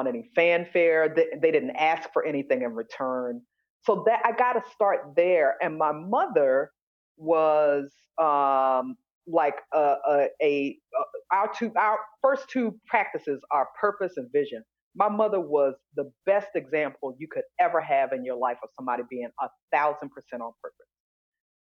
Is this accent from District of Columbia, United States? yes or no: yes; Washington, District of Columbia, United States; I'm a native of D.C. And by the way, I still live in D.C.